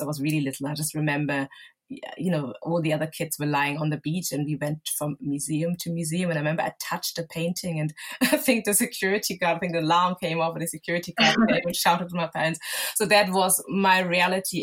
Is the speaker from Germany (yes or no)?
yes; Germany; moved away as an adult; also born or lived in Lagos, Nigeria (family origin); now in London, United Kingdom; I grew up and was born and raised in Germany